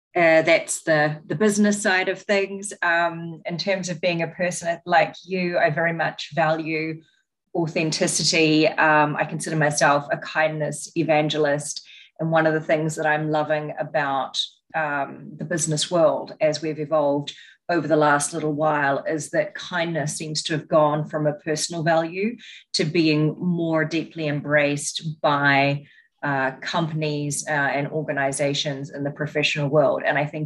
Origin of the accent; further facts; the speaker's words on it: New Zealand; now in United States; You can probably tell by my accent that I am not an American, which is where I'm currently based. I'm from New Zealand and have spent time living and working in Asia and the Middle East as well.